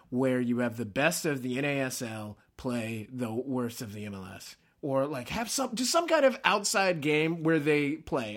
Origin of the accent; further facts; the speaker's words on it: Minnesota, United States; also born or lived in Illinois; I was born in Illinois, raised in Minnesota